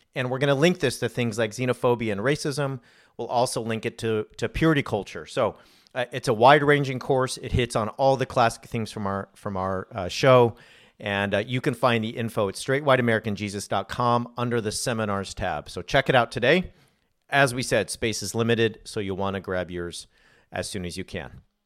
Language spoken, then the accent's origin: English; California, United States; I grew up in California.